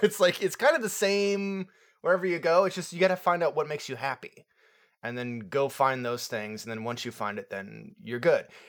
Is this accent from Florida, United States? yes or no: yes; Florida, United States; moved away; I'm from Florida, um, originally. I'm not there anymore.